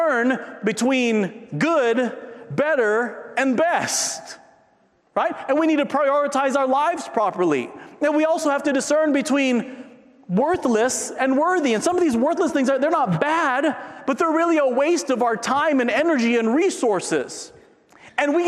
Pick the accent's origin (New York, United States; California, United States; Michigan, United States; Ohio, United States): California, United States; San Diego; moved away; I grew up in San Diego.